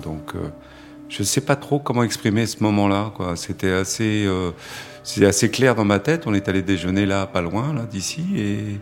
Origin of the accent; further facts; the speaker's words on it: Créteil, Île-de-France, France; also born or lived in Paris; Je suis né à Paris, mais on a très vite euh, bougé et vécu en banlieue parisienne, à Créteil, pour être précis